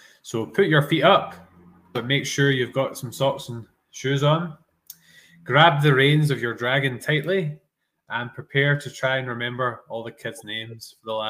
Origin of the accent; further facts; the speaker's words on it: Scotland, United Kingdom; we're two Scottish pals